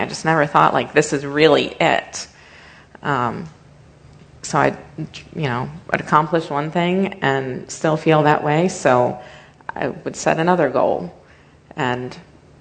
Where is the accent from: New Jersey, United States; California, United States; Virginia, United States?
Virginia, United States; Leesburg; Born and raised in Leesburg